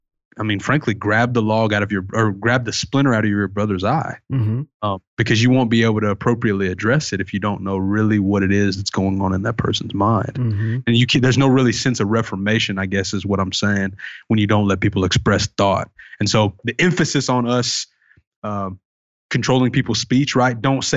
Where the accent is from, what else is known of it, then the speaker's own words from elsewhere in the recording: the South, United States; Cause I'm from the South. Right. And so that's, coming from me, it's like obviously someone from the Bible Belt is going to say something like that.